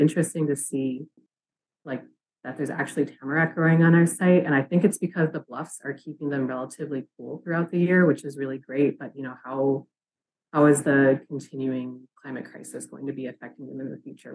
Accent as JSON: {"language": "English", "area": "Forest County Potawatomi community", "region": "northern Wisconsin", "country": "United States", "moved": "as an adult", "lives_now": "St. Paul, United States", "said": "I come from the Forest County Potawatomi community up in northern Wisconsin. I am currently living in the St. Paul area"}